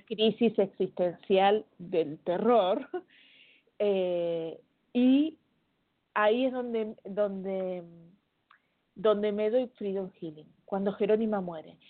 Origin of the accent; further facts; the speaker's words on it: Argentina; accent: Argentine; moved away as an adult; now in Chile; hablo como argentina, pero hace 14 años que vivo en Chile